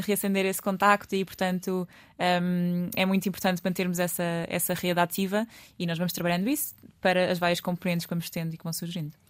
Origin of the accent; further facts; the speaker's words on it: Lisbon, Portugal; Eu sou lisboeta, alfacinha de raiz, portanto nasci aqui.